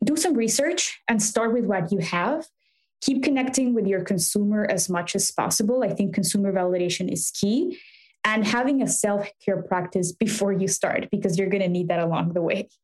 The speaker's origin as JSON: {"language": "English", "region": "Mexico City", "country": "Mexico", "tie": "born or raised there", "moved": "yes", "lives_now": "Chicago, United States", "said": "I grew up in Mexico City"}